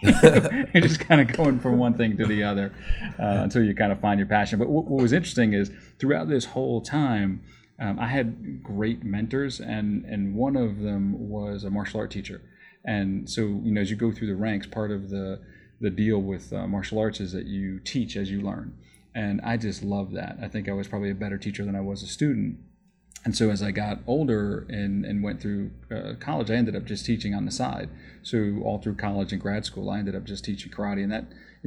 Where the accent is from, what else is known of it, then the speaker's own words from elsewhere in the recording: New York, United States; I grew up in New York